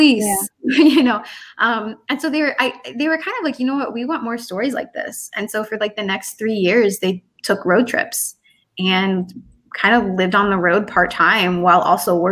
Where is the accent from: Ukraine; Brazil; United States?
United States; the North; moved away; also born or lived in the South; I grew up in the North